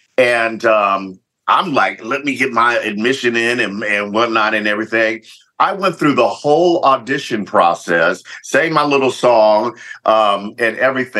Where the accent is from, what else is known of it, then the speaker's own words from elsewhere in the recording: Lompoc, California, United States; So I was definitely used to it. So I had grew up there. My dad was in the Air Force. So we had been on Vandenberg Air Force Base for many, many years. Then we moved to Lompoc, the big city.